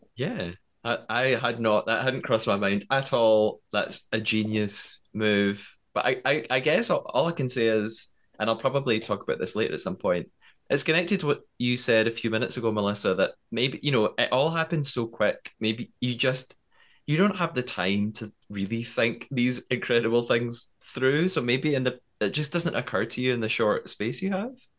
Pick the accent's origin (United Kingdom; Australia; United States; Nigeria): United Kingdom; as a British person